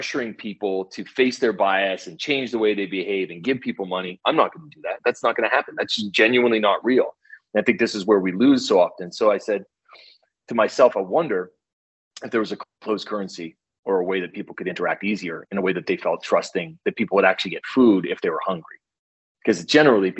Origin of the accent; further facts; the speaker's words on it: East Coast, United States; moved away; I'm from the East Coast, so I'm very conversive with people